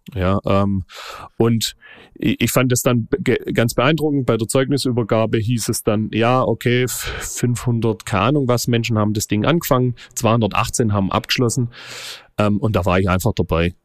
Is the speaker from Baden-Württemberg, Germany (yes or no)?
yes; Reutlingen, Baden-Württemberg, Germany; accent: Swabian; ein Ortsteil von, von Reutlingen, Mittelstadt heißt es. Äh, ja, so Metzingen, ja, Metzingen, Reutlingen, zwar ein Ortsteil von, von, von, äh, von Reutlingen, aber sehr nah an Metzingen dran. Ja, und da bin ich äh, aufgewachsen